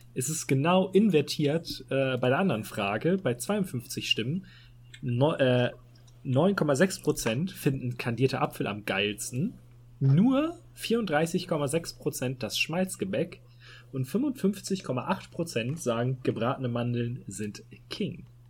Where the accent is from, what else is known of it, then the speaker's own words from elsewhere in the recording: Hamburg, Germany; als Hamburger